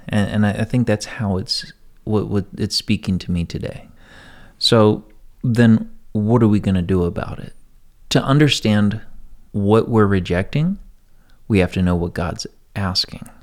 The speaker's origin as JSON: {"language": "English", "country": "United States", "said": "I'm an American. This is my country"}